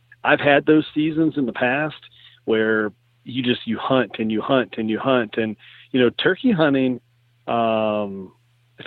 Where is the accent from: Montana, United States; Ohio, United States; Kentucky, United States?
Kentucky, United States; now in Iowa, United States; I'm going to Kentucky. I went back to my home state